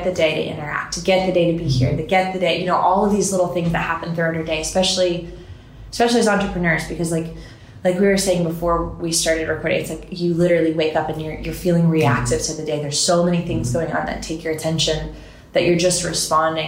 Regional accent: Florida, United States; moved away as an adult; also born or lived in Miami, Florida / Panama City, Florida; now in Nashville, United States; I grew up in Florida between Panama City and Miami

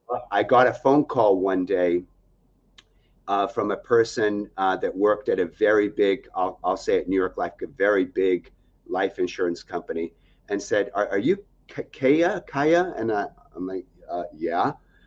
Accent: Algeria; also born or lived in Nebraska, United States; I was born in Nebraska, and then 6 months old as a baby, we then moved to Algeria in Africa, a third world country.

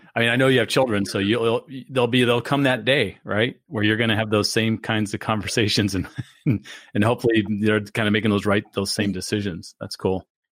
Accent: California, United States; now in Florida, United States; growing up in California

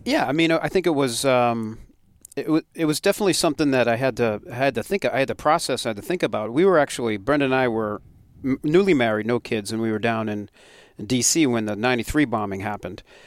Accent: Westborough, Massachusetts, United States; growing up in Westboro

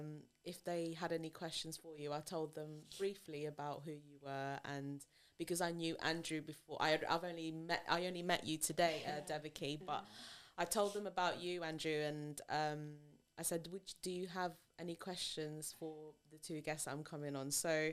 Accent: Philippines; I know that I'm Asian. I'm Filipino. I have Asian features.

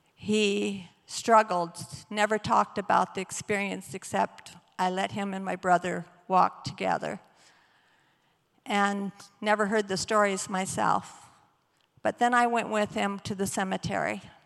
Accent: Battle Creek, Michigan, United States; I grew up in Battle Creek

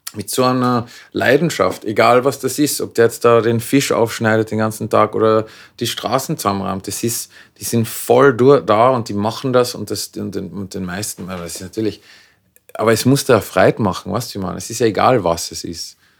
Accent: Klagenfurt, Carinthia, Austria; moved away as an adult; also born or lived in Vienna, Austria; now in Los Angeles, United States; ich bin ursprünglich aus Klagenfurt, ähm, habe eine wunderbare Kindheit gehabt

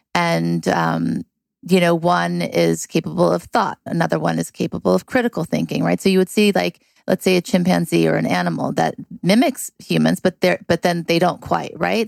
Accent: California, United States; also born or lived in Thibodaux, Louisiana / Beverly Hills, California; I was born in Thibodaux, Louisiana, and my parents moved to California when I was seven

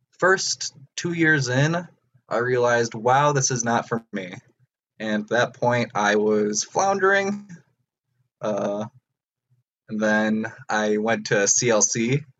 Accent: Antioch, Illinois, United States; I'm from Antioch, Illinois.

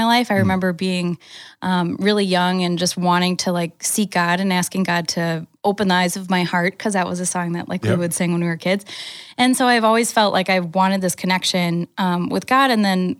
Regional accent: Green Bay, Wisconsin, United States; also born or lived in Oregon; I'm from Green Bay. I was actually born in Oregon, so I can't say born and raised here, but mostly raised here

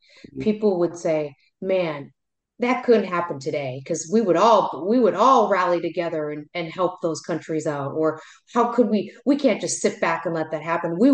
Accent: United States

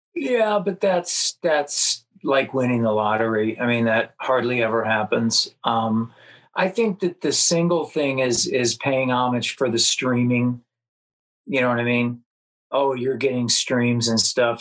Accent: Los Angeles, California, United States; also born or lived in Chicago, Illinois; I was born in Chicago, and um, moved out to uh, L.A. I don't know, fourth or fifth grade or something, and then lived in the San Fernando Valley

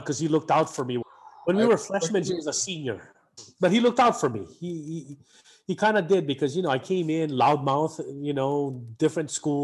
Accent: Honolulu, Hawaii, United States; moved away as an adult; I grew up in Red Hill

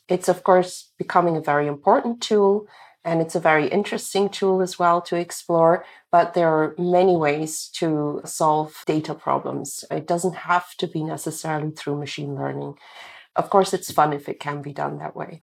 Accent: Belgium; moved away as an adult; I'm originally from Belgium

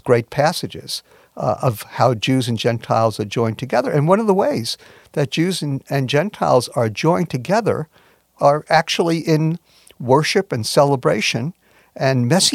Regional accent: New York, United States; I'm from New York

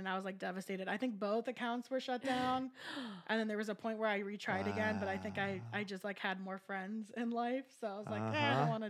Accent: California, United States; moved away; I'm 27 years old. I'm originally from California.

